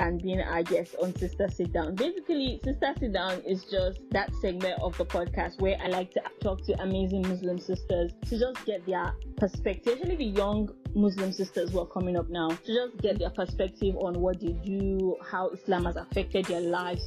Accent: Northern Nigeria, Nigeria; I grew up in a Hausa place

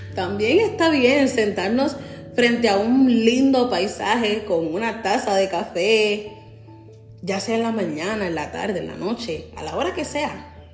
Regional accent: San Juan, Puerto Rico; now in New Jersey, United States; soy de San Juan, Puerto Rico

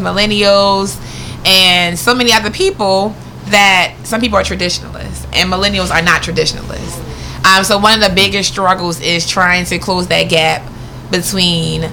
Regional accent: Baltimore, Maryland, United States; I'm from Baltimore. I went to Willard Senior High School

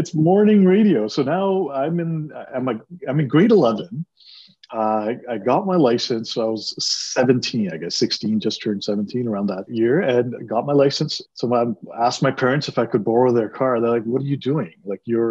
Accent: Toronto, Ontario, Canada; first language Punjabi; English is a second language; I grew up in Jane and Finch in Toronto, went to high school at Weston and Finch

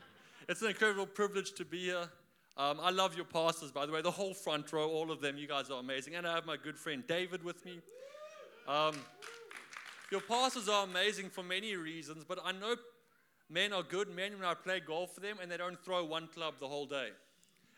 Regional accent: South Africa; now in Australia; I am from South Africa. For all of you who are wondering where that accent is from

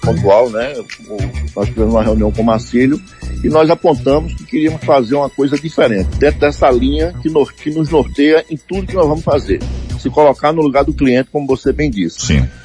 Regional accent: Vitória de Santo Antão, Pernambuco, Brazil; also born or lived in Recife; now in Serra Talhada, Brazil; Eu, eu sou natural de Vitória de Santo Antão, é, fui morar em Recife com 15 anos de idade

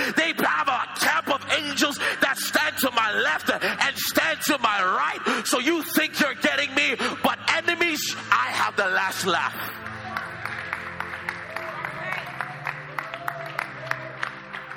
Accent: Toronto, Ontario, Canada; moved away; I'm from Toronto.

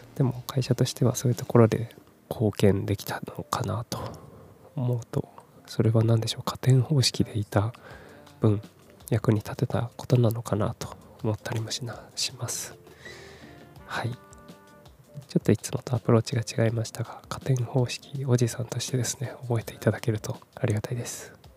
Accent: Kumamoto, Japan; moved away as an adult; also born or lived in Fukuoka / Tokyo; 18歳から福岡30歳から東京で暮らした後退職を機に地元の熊本に帰ってきた36歳無職の僕

